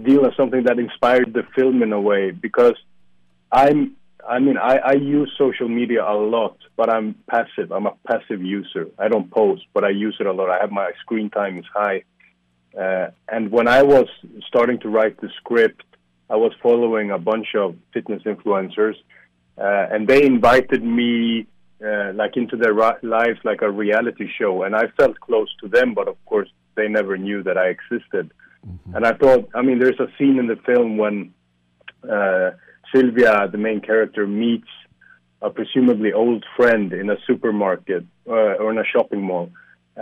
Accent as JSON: {"language": "English", "country": "Sweden", "moved": "yes", "lives_now": "Warsaw, Poland", "said": "I'm from Sweden originally"}